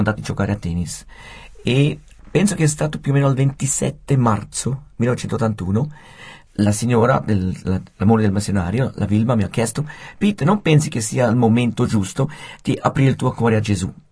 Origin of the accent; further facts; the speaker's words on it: Switzerland; moved away as an adult; also born or lived in Japan; come svizzero e straniero